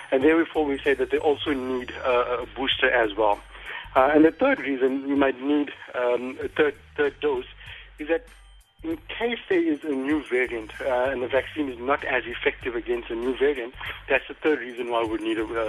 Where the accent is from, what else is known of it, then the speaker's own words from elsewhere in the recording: Durban, KwaZulu-Natal, South Africa; In Durban.